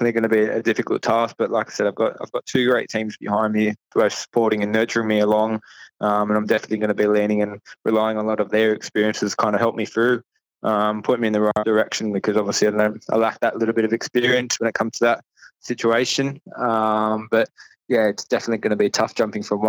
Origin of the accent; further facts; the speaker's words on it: Penrith, New South Wales, Australia; I'm from Penrith